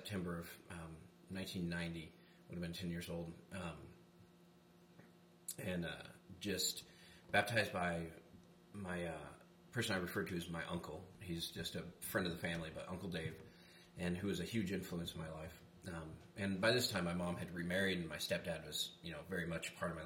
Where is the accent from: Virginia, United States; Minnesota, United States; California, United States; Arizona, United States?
Arizona, United States; Flagstaff; now in Bullhead City, United States; I grew up in Flagstaff, Arizona, and I was born and raised redneck up there